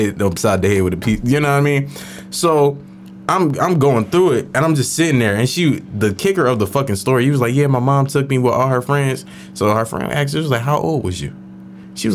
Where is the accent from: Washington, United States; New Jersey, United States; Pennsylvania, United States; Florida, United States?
Pennsylvania, United States; Philadelphia; moved away; I'm from Philadelphia